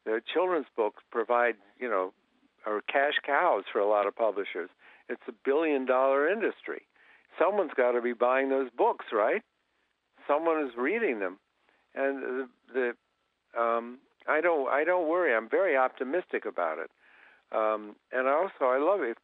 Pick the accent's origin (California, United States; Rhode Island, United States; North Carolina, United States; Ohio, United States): Ohio, United States; Columbus; I grew up in Columbus, Ohio.